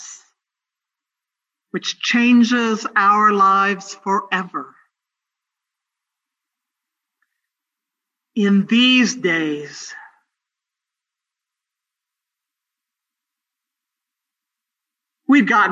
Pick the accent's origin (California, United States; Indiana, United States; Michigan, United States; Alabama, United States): California, United States; Northern; moved away; My hometown in Northern California